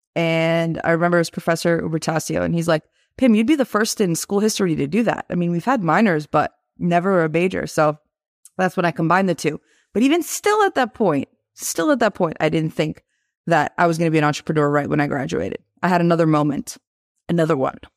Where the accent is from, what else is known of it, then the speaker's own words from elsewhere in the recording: Boston, Massachusetts, United States; also born or lived in Tirana, Albania / Italy; when I was five years old, we moved to Boston, Mass. And that's where we've been kind of this whole time since we came from Italy, because I was born in Tirana, Albania